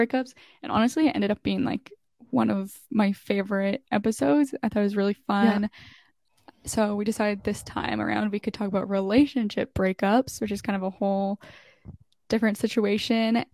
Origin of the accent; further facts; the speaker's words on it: Canada; I'm like randomly in this small town in Canada